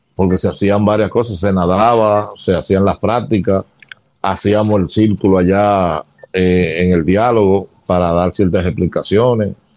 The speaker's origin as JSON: {"language": "Spanish", "town": "Santo Domingo", "region": "Distrito Nacional", "country": "Dominican Republic", "tie": "born or raised there", "said": "nace en Santo Domingo, en, el área de ensancho Sama, en una clínica de Altagracia queda en la sábana larga. Y me crié en el Sancho Sama"}